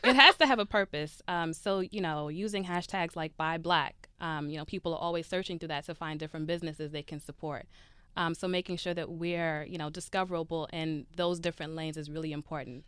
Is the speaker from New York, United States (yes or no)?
yes; Brooklyn, New York, United States; I'm from Brooklyn, New York